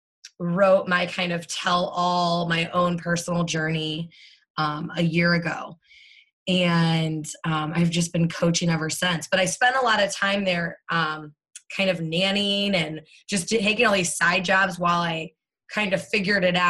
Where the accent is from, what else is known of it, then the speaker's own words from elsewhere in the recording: St. Louis, Missouri, United States; born and raised in St. Louis, Missouri